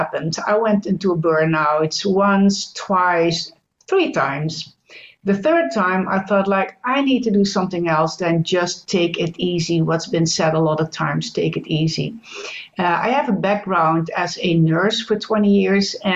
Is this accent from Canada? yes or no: no; Netherlands; also born or lived in United States; I'm Dutch. That's the first thing. I'm from the Netherlands in Europe